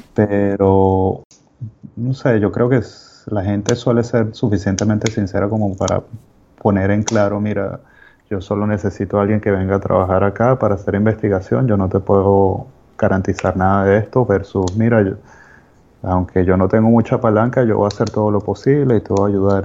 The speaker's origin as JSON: {"language": "Spanish", "country": "Venezuela", "moved": "as an adult", "said": "yo soy médico de Venezuela"}